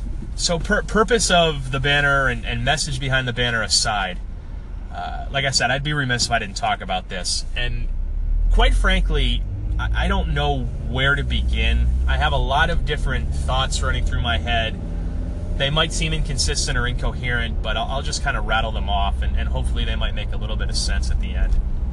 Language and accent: English; Western Massachusetts, United States; moved away; I grew up in Western Massachusetts. I grew up a Boston sports fan. I identify with the city and I identify with New England to this day, and I always will.